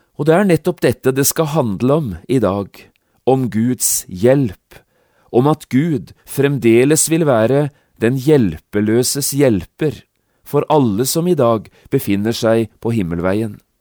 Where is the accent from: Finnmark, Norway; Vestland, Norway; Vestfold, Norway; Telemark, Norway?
Telemark, Norway; Notodden; i mitt eget barndomshjem, hjemme på Notodden